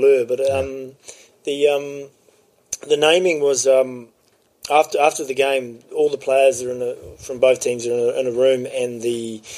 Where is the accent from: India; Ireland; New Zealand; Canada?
New Zealand; Napier, Hawke's Bay; I came from Napier, my parents were there